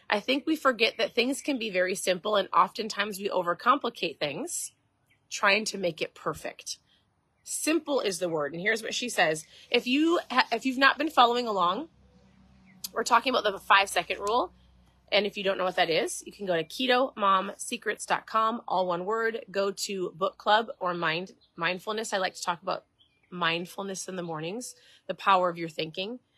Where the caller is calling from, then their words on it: Florida, United States; I'm tuning in from Florida nice and sunny, beautiful Florida.